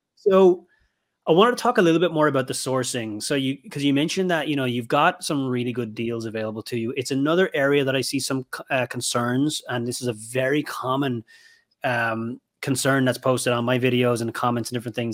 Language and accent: English; Ireland; moved away; my home country of Ireland